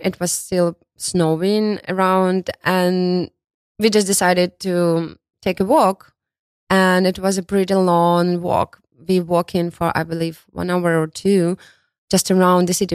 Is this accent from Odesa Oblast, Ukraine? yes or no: no; Kharkiv, Kharkiv Oblast, Ukraine; English is a second language; moved away as an adult; also born or lived in Kyiv, Ukraine; now in New York, United States; originally, I'm from Kharkiv. It's a city, big city located in east part of Ukraine.